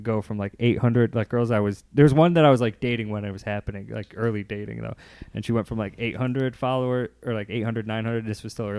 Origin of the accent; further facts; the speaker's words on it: Chicago, Illinois, United States; I'm from Logan Square. So I'm from like up the block